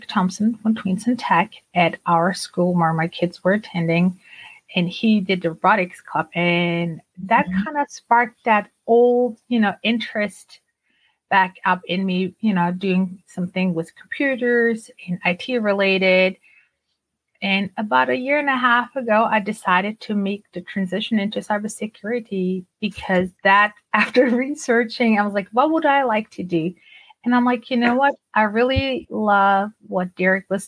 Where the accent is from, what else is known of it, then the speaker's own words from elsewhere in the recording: Germany; English is a second language; moved away as an adult; now in United States; I grew up in Germany and, you know, I grew up bilingual, meaning we spoke Turkish at home. My parents are from Turkey